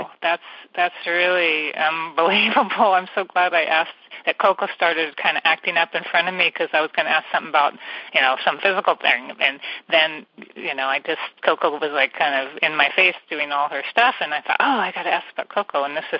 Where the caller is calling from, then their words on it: California, United States; And I'm calling from the San Francisco Bay Area